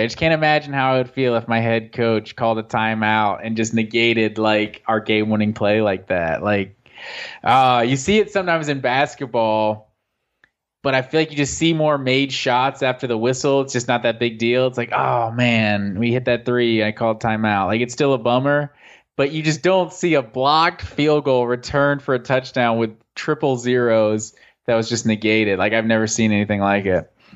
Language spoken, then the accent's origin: English; Gwinnett County, Georgia, United States; I went to Collins Hill District, like, elementary school, and then I, uh, went to North Gwinnett